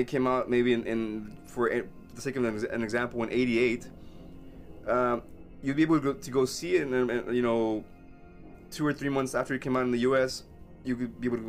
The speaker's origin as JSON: {"language": "English", "country": "Mexico", "tie": "born or raised there", "moved": "yes", "lives_now": "United States", "said": "I grew up in Mexico before I moved to the States."}